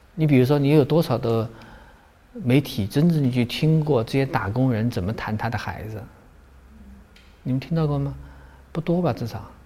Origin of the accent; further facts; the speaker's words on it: Guizhou, China; moved away; 我对贵州比较熟悉，我是贵州出来的